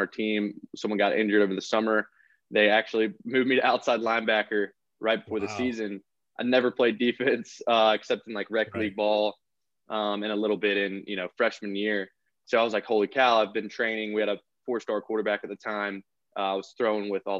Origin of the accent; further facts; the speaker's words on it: Alabama, United States; growing up in Alabama